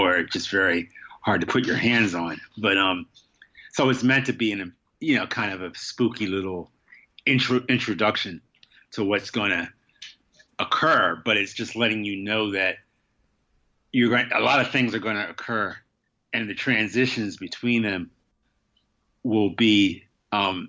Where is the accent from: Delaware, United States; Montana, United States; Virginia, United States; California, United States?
Delaware, United States; Wilmington; now in New York, United States; I didn't grow up in New York. I grew up in Wilmington, Delaware, but it's a small city